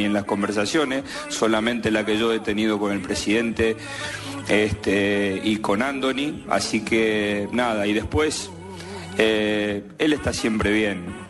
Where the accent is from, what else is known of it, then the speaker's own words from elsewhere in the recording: Rosario, Santa Fe, Argentina; moved away; somos de Rosario